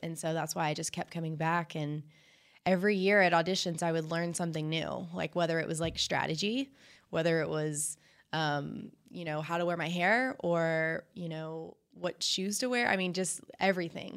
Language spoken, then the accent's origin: English; Fort Worth, Texas, United States; I'm from Fort Worth